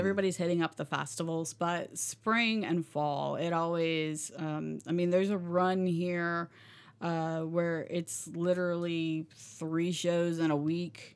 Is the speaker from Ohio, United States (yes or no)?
no; Seagrove, Florida, United States; also born or lived in Panama City Beach; I never said I was from Sea Grove or South Walton